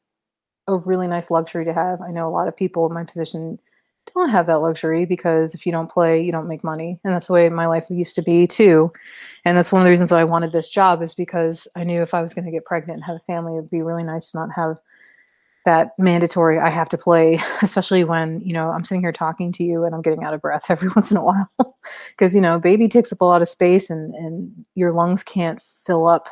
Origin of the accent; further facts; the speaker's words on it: Maryland, United States; moved away as an adult; now in Missouri, United States; I'm from Maryland